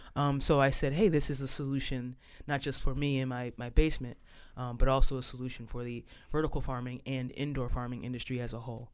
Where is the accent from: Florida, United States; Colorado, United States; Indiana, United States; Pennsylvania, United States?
Pennsylvania, United States; Philadelphia; moved away as an adult; now in Boston, United States; I grew up in South Philly, uh, but uh, left Philadelphia and uh, went to Northeastern University and kind of have been in the Boston area um, ever since